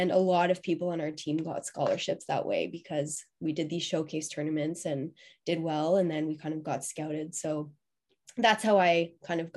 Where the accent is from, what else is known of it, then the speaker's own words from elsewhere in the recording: Ottawa, Ontario, Canada; growing up in Ottawa